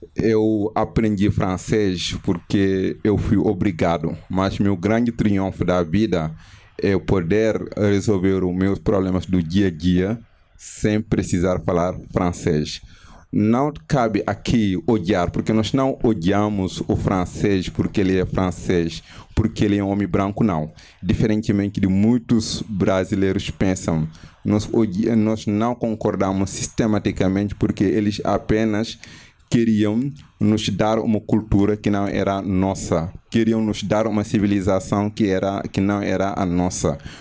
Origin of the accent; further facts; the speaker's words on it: Senegal; Portuguese is a second language; moved away as an adult; now in Brazil; eu sou do Senegal